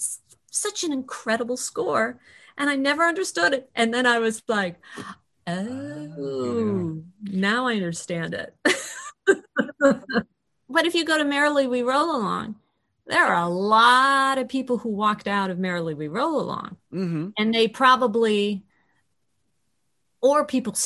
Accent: Chicago, Illinois, United States; moved away; knew I was from Chicago

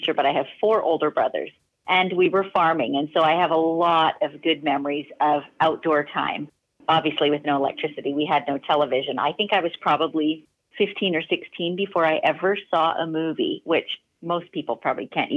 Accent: northern British Columbia, Canada; I'm Canadian, and so we lived in northern BC, northern British Columbia, Canada at that time

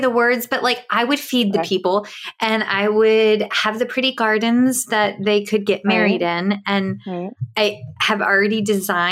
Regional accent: Virginia, United States; my people from the foothills of the Blue Ridge Mountains in Virginia

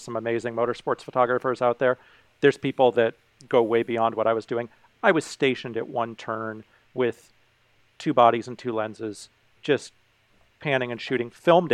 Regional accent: Carmel, California, United States; I grew up in Carmel, California

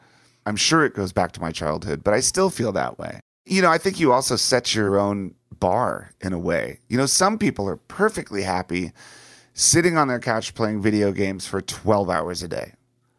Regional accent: Washington, D.C. area, United States; And when I was young, growing up outside of Washington, D.C., my greatest fear was war.

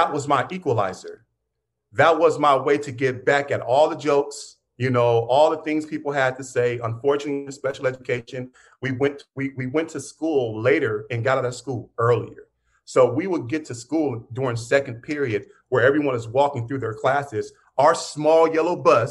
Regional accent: Pittsburgh, Pennsylvania, United States; I grew up in Pittsburgh

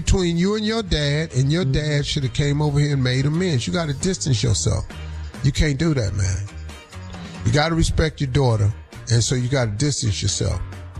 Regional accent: Cleveland, Ohio, United States; I know how to throw a damn snowball. I'm from Cleveland.

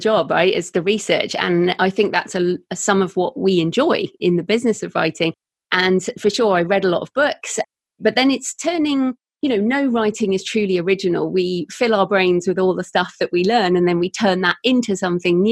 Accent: United Kingdom; accent: British; also born or lived in Bath, South West England; I'm British, obviously. Hopefully people can tell by my accent

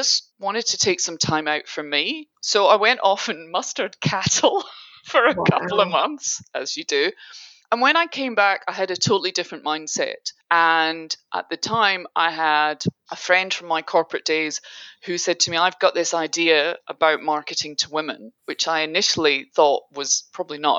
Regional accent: Dundee, Scotland, United Kingdom; also born or lived in Asia; now in Sydney, Australia; I grew up in Dundee, which is on the east coast of Scotland

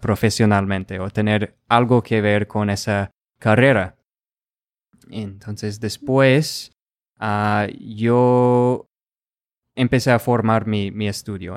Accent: Rochester, Minnesota, United States; first language English; Spanish is a second language; yo soy de Rochester, Minnesota

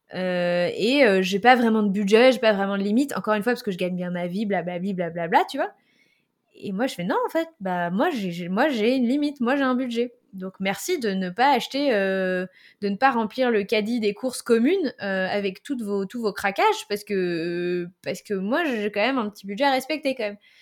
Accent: Île-de-France, France; also born or lived in Paris; je vivais à Paris, mais j'ai grandi en Ile-de-France et j'ai vécu à Paris en tant que jeune active.

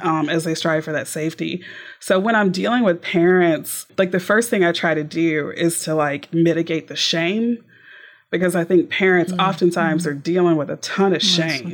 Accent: Texas, United States; also born or lived in Houston, Texas; now in Tyler, United States; I'm a Texan through and through

